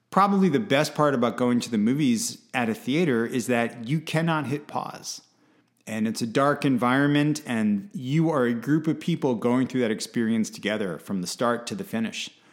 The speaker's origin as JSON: {"language": "English", "country": "United States", "said": "as an American"}